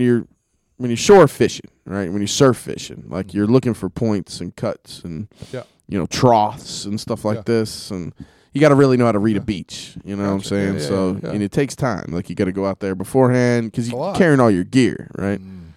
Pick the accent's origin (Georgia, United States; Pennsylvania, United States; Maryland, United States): Georgia, United States; Carrollton; I'm out of Carrollton.